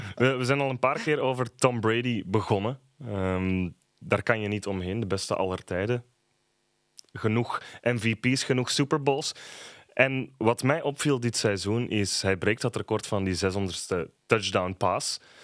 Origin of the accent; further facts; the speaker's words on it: Belgium; wij als Belgen